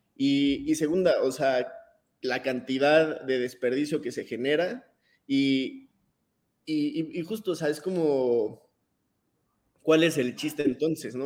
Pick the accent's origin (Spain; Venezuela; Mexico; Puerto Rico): Mexico